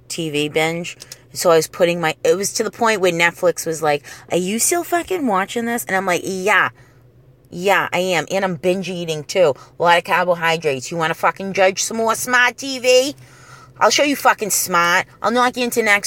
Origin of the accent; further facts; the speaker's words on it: New England, United States; this is the 80s, okay? And we're from the New England area